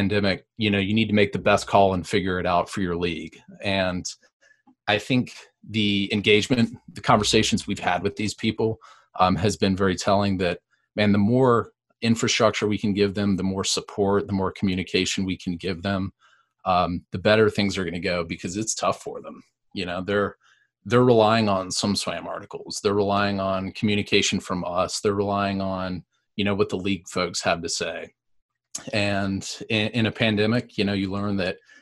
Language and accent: English; Raleigh, North Carolina, United States; I grew up in Raleigh